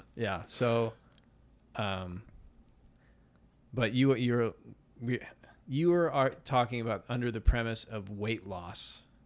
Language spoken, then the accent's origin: English; Mercer Island, Washington, United States; I grew up on Mercer Island, which is a suburb of Seattle